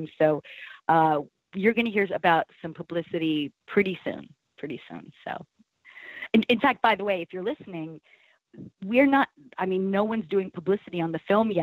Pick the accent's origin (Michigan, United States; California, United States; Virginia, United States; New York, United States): New York, United States; Plainview; I am from Plainview, New York, which is on Long Island.